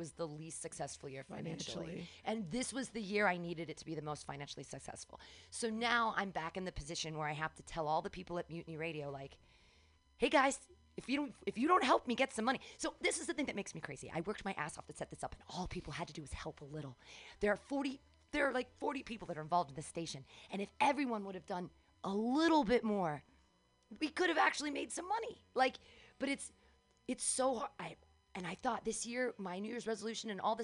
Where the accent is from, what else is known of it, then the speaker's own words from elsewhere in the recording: San Francisco, California, United States; I'm from San Francisco.